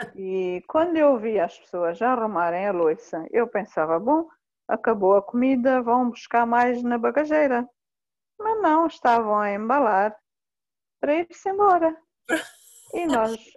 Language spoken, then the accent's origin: Portuguese; southern Mozambique, Mozambique; also born or lived in Inhambane / Australia; eu sou moçambicana, nasci em, em que é uma província aqui do sul de Moçambique